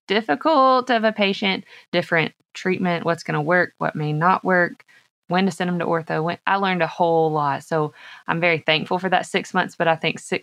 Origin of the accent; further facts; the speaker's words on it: Arkansas, United States; I am originally from Arkansas.